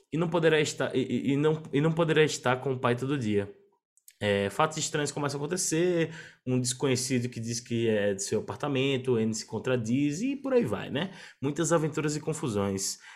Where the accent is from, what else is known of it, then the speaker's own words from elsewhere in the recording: Northeast Region, Brazil; lá no Nordeste, na minha terra